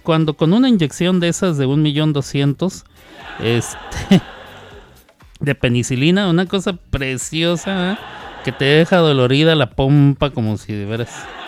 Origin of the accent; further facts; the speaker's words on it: Mexico; yo soy mexicano